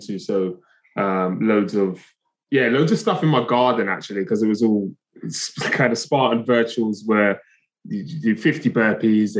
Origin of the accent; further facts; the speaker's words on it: London, United Kingdom; I'm from Brixton, South London originally, which is a very urban area